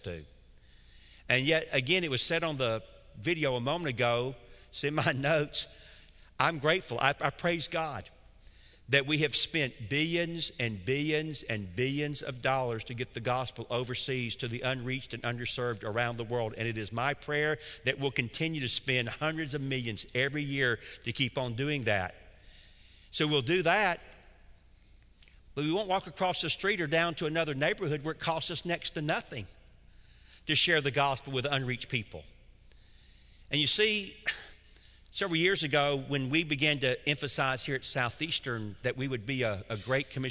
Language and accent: English; Atlanta, Georgia, United States; I grew up in Atlanta, Georgia. I'm as deep south as you can possibly be